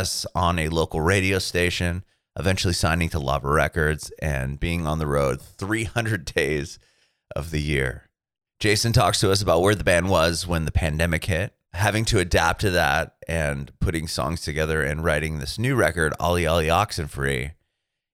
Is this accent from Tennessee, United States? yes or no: no; San Diego, California, United States; I'm from San Diego